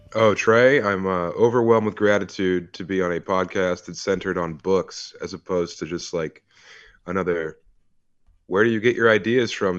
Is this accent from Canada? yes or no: no; Denver, Colorado, United States; I'm from Denver